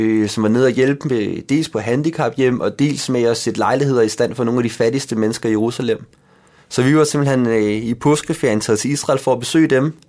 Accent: Denmark; jeg er født i Danmark og har selv altid boet her

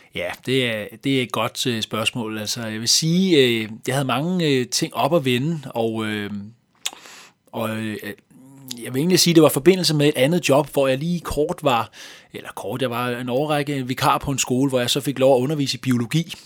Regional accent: Hvidovre, Capital Region of Denmark, Denmark; accent: Copenhagen Vestegn accent; also born or lived in Hellerup / Valby / Nørrebro; den københavnske Vestegn, det er jo der, hvor jeg har hjemme, nærmere øh, omkring øh, Hvidovre

